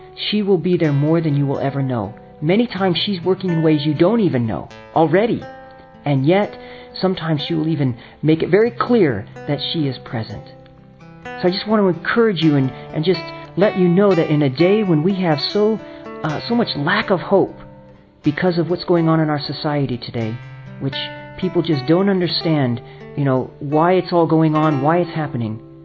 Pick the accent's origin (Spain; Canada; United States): United States; California; also born or lived in New York; I'm from California, priest with the Franciscan Friars of the Renewal out of New York